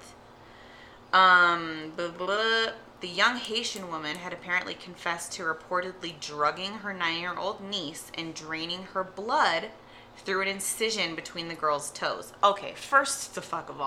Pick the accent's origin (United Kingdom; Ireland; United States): United Kingdom; England; moved away; I'm from England anyways.